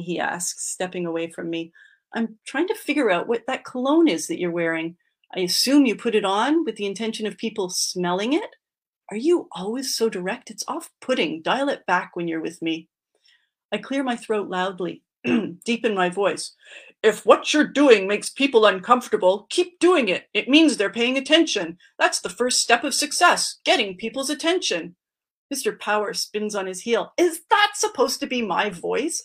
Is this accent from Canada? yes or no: yes; Quebec, Canada; I grew up in Quebec and my mm-hmm. dad is a Montrealer and my mom is from Boston